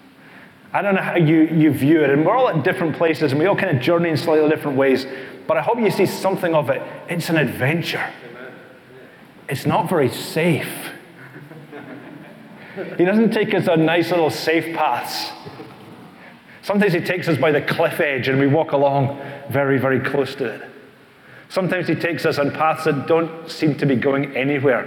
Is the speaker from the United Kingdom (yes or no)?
yes; East Kilbride, Scotland, United Kingdom; this is my wife Helen, over there in the green. And we come from East Kilbride